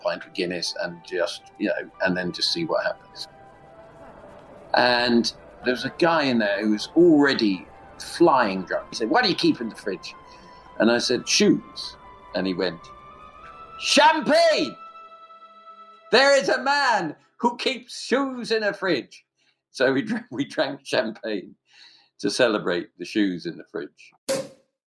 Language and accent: English; London, United Kingdom; I'm from London, England, and I'm a writer